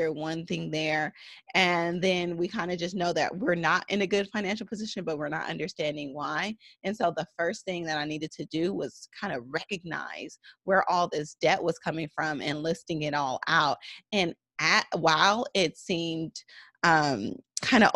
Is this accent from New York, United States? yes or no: no; San Francisco Bay Area, California, United States; I am from the San Francisco Bay Area